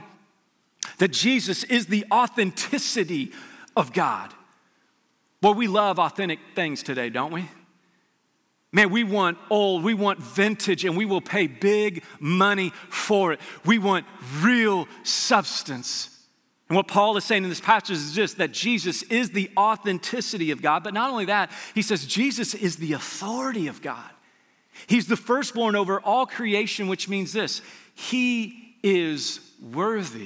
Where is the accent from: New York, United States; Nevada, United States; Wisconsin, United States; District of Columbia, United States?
Nevada, United States; Las Vegas; I grew up in Las Vegas